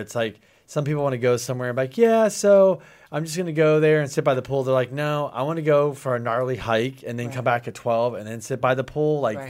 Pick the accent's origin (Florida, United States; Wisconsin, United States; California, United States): Florida, United States; Miami; now in San Diego, United States; No, I'm originally from Miami, then here. It's like no way. I mean, this is about as cold as it's going to get for me.